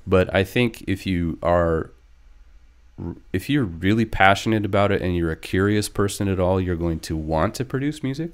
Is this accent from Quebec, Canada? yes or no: no; northern British Columbia, Canada; I grew up here in British Columbia, and it's just a province in Canada if you're watching from elsewhere on the West Coast. Um, I'm from northern B C.